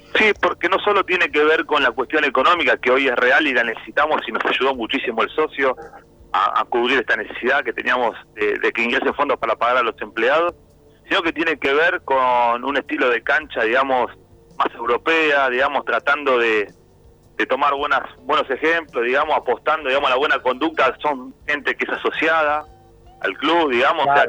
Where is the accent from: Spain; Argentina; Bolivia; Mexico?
Argentina; soy argentino